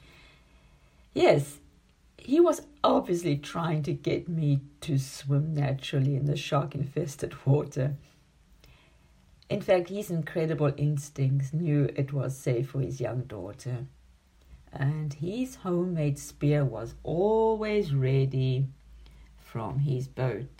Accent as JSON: {"language": "English", "town": "Durban", "region": "KwaZulu-Natal", "country": "South Africa", "tie": "born or raised there", "also_born_or_lived": "Zimbabwe", "moved": "yes", "lives_now": "Germany", "said": "I was born in 1961 in Durban, South Africa. And my childhood and adolescence were shaped by the wilderness of the Indian coast"}